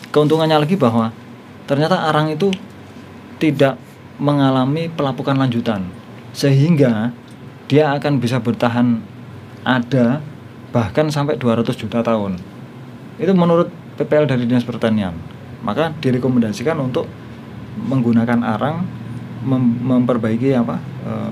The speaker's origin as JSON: {"language": "Indonesian", "town": "Sekadau", "region": "West Kalimantan", "country": "Indonesia", "said": "Oh, saya asal Sekadau."}